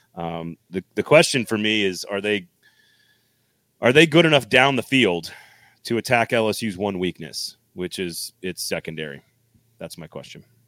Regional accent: United States; also born or lived in Tennessee / Texas; I'm from Tennessee and Texas.

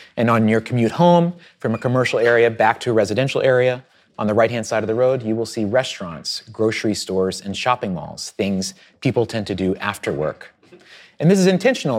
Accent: Southwest Virginia, United States; I grew up in Southwest Virginia on a farm

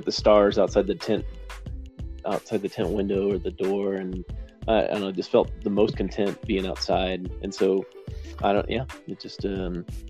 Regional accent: Los Alamos, New Mexico, United States; also born or lived in Albuquerque, New Mexico / Denver, Colorado; I grew up here in Los Alamos, so I wasn't born here. I was born in Southern New Mexico. But shortly after I was born, my family moved to Los Alamos.

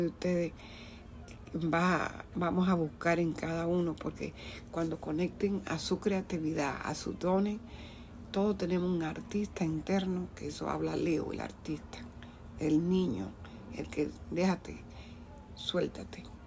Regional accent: Dominican Republic; moved away; yo soy de la República Dominicana

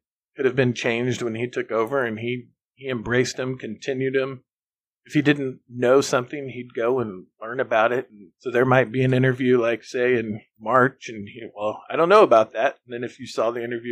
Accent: Oklahoma, United States; I'm from Oklahoma

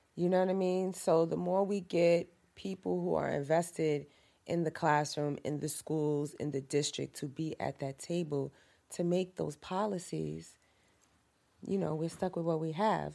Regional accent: New York City, New York, United States; also born or lived in Harlem, New York; I'm from Harlem, yes, and I grew up in Lakeview, and I'm back here in East Harlem again

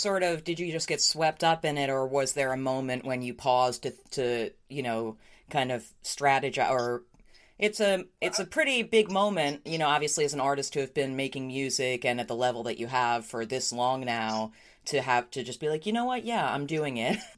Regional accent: New York, United States; I grew up in New York

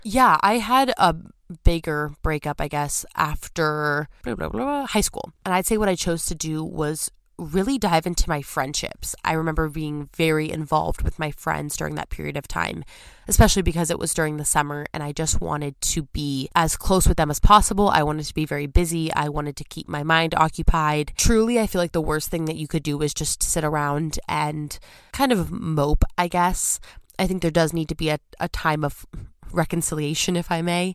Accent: California, United States; moved away as an adult; as a Californian

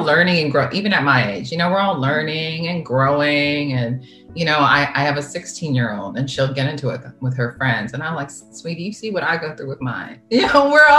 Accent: San Diego, California, United States; moved away; One of my really, really, really close friends that I grew up with in San Diego

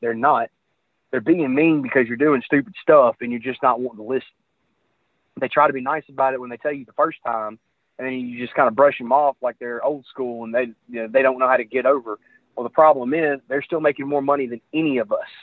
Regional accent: Memphis, Tennessee, United States; I was growing up in Memphis

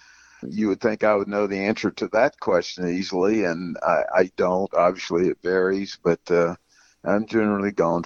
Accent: Davidson County, North Carolina, United States; growing up in Davidson County, North Carolina

